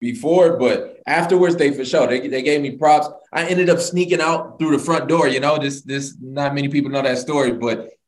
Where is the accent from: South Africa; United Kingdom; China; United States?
United States; Detroit, Michigan; moved away as an adult; now in Florida, United States; I'm from Detroit